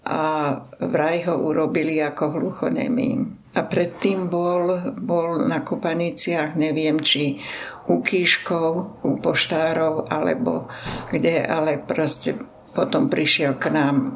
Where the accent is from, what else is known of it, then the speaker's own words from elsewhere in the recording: Stará Turá, Trenčín Region, Slovakia; teda u nás na Starej Turej